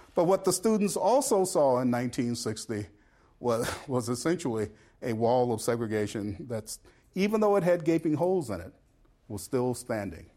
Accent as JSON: {"language": "English", "town": "Brownsville", "region": "Tennessee", "country": "United States", "tie": "born or raised there", "moved": "yes", "said": "Brownsville, Tennessee, where I grew up"}